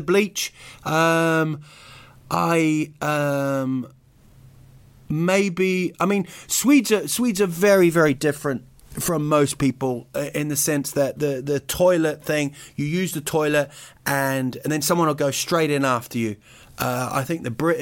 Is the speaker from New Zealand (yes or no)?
yes; New Zealand; also born or lived in United Kingdom; I was actually born in Britain, but I grew up in New Zealand